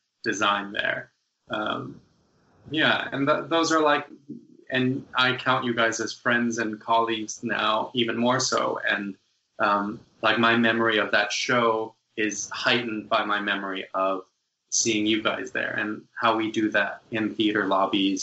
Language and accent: English; New York City, New York, United States; my hometown has all of it in my backyard